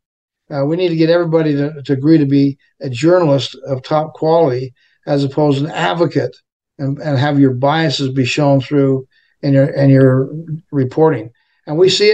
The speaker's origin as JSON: {"language": "English", "town": "Orem", "region": "Utah", "country": "United States", "tie": "born or raised there", "said": "I was raised in Orem with all the fruit farmers that we had here"}